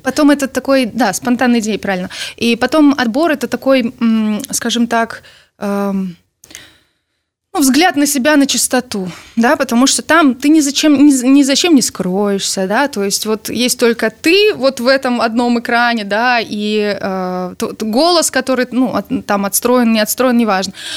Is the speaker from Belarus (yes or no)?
yes; Belarus; мы действительно из Беларуси